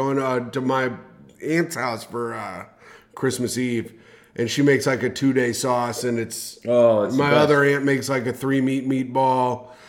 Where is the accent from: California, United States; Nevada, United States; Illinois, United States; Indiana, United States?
Indiana, United States; Indianapolis; moved away; Yeah, but we're from Indianapolis.